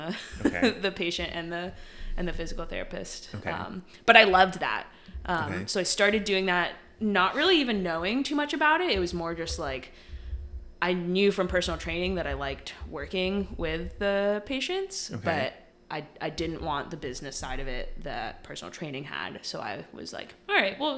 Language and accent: English; Connecticut, United States; moved away as an adult; also born or lived in Williamsburg, Virginia; I grew up in Connecticut